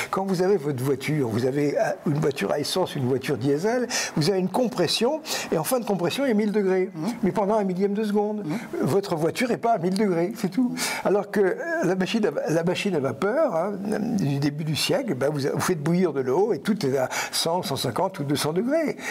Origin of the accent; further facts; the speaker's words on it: France; nous sommes des Français créatifs